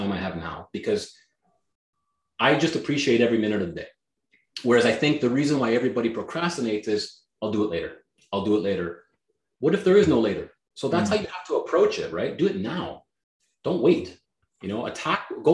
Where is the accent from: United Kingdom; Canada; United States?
Canada; first language Greek; English is a second language; even though I was born in Canada, my first language out of my mouth was Greek